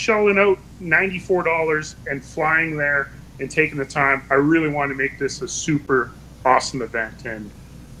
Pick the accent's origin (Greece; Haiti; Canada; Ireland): Canada; Hay River, Northwest Territories; my hometown of Hay River